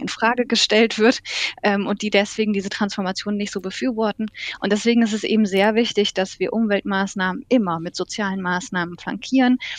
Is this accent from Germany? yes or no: yes; Germany; Wir sind zum Beispiel ein sehr technologiegläubiges Völkchen als Deutsche